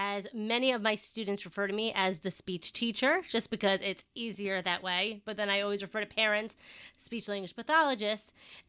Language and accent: English; New York, United States; accent: Long Island; Yes, if you cannot tell by my thick Long Island accent, yes, I am from New York.